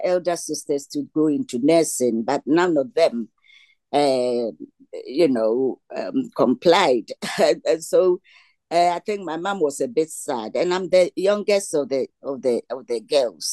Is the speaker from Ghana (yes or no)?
yes; Kumasi, Ashanti, Ghana; moved away; I come from Ghana, West Africa.